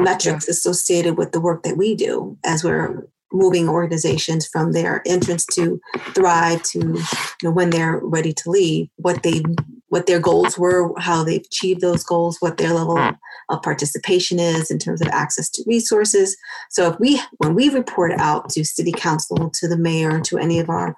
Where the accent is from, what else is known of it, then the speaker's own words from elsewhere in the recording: New York City, New York, United States; moved away as an adult; also born or lived in Los Angeles; now in Aurora, United States; So I was born in Harlem. And in the projects in Harlem, and then we moved to the projects in the Bronx.